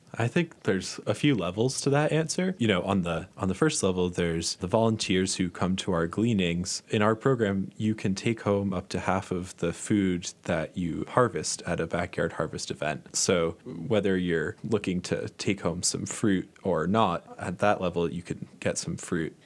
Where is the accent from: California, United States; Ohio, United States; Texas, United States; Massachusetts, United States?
Massachusetts, United States; moved away; I'm from Massachusetts, and there's even one right near where I grew up